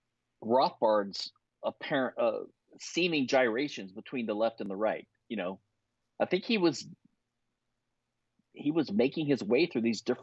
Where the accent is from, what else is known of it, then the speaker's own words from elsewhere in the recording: Louisiana, United States; moved away; also born or lived in Philadelphia; I was from Louisiana